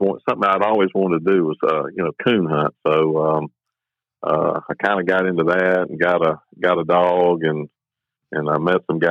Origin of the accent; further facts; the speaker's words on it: Saraland, Alabama, United States; moved away as an adult; now in Caledonia, Mississippi, United States; I grew up in South Alabama, a little town called Saraland, just north of Mobile